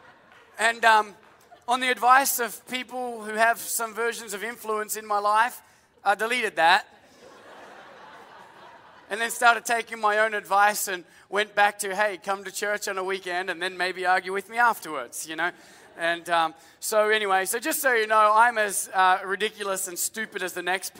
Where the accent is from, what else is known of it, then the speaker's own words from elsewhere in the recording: Australia; now in United States; as an Australian